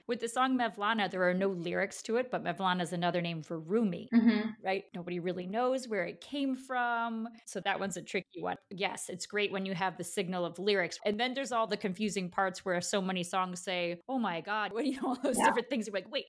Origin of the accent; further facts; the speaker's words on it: just outside of Rochester, New York, United States; I grew up just outside of Rochester.